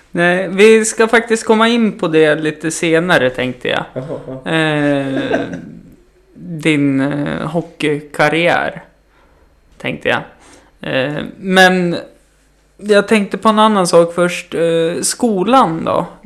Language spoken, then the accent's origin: Swedish; Greece; now in Sweden; du vet att jag är inte svensk. Nej, vad sa du att du... Kallas …